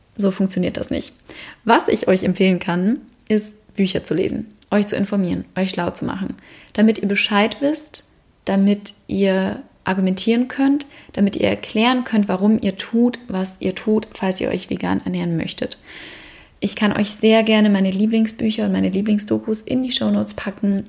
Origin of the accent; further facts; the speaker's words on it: Bavaria, Germany; bin ich in Bayern aufgewachsen